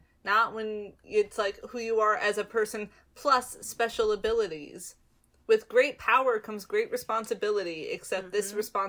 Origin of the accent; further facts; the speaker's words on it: United States; I grew up in America, and apparently Hallie didn't, but I grew up in America